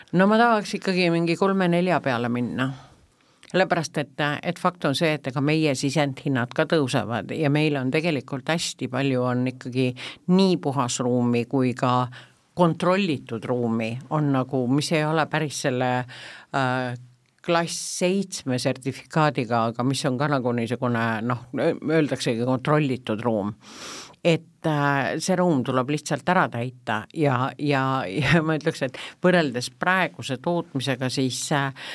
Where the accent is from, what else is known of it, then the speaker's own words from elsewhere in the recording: Tallinn, Harju County, Estonia; ma olen eluaeg tallinlane olnud